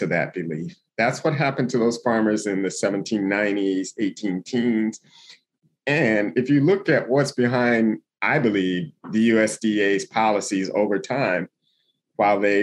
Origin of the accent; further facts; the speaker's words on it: Toledo, Ohio, United States; now in Yellow Springs, United States; I live in Yellow Springs, Ohio now, which is in Southwest Ohio, but I'm from Toledo in Northwest Ohio